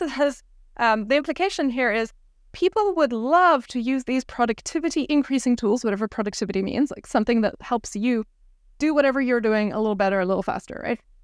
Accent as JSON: {"language": "English", "country": "South Africa", "tie": "born or raised there", "moved": "yes", "said": "I grew up in South Africa"}